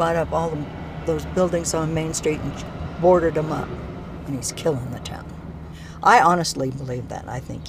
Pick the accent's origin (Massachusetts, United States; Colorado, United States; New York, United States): Colorado, United States; Walden; I was from Walden